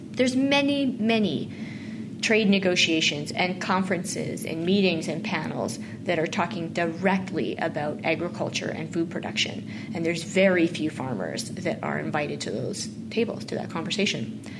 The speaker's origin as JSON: {"language": "English", "town": "Mossbank", "region": "Saskatchewan", "country": "Canada", "tie": "born or raised there", "said": "my hometown that I never wanted to go back"}